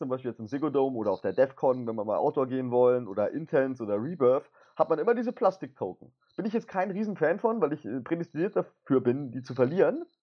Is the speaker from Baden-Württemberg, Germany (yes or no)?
yes; Baden-Württemberg, Germany; Ich bin Schwabe.